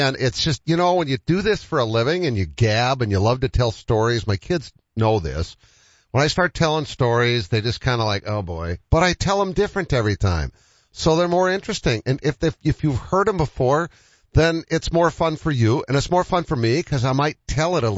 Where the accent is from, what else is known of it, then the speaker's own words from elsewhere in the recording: Massachusetts, United States; now in Sioux Falls, United States; my home state of Massachusetts